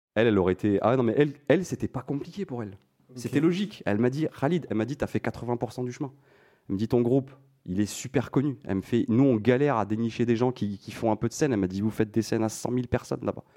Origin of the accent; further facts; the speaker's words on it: France; je suis franco-marocain, mais je suis, j'ai, j'ai grandi en France